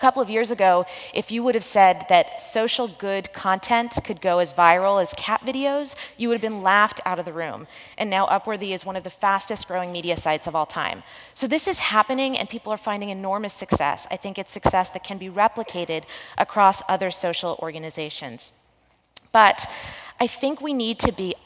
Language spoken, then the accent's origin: English; New Jersey, United States; I grew up in New Jersey